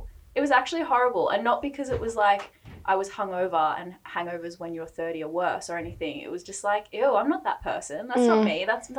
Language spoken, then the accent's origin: English; Melbourne, Victoria, Australia; moved away; I'm originally from Melbourne, for those that don't know, and I spent a lot of time back in Melbourne over Christmas and New Year's.